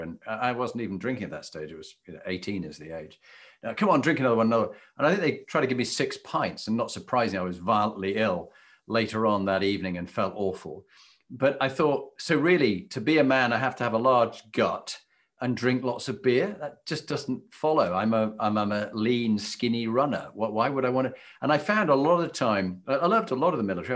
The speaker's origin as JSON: {"language": "English", "country": "United Kingdom", "said": "as a Brit"}